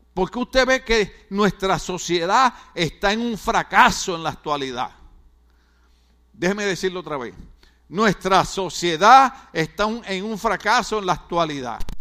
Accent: Puerto Rico; now in California, United States; en mi país, en Puerto Rico

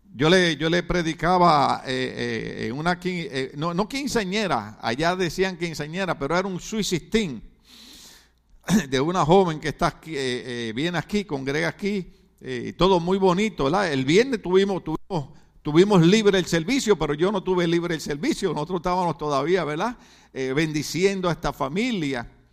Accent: Puerto Rico; moved away as an adult; now in California, United States; yo soy puertorriqueño

